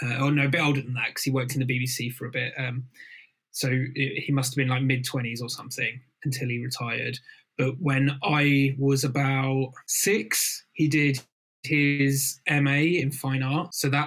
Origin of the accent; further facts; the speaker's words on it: Folkestone, South East England, United Kingdom; Beaches by my folks' houses, a stone's throw away from the beach. So, you know, that was always a huge part of growing up.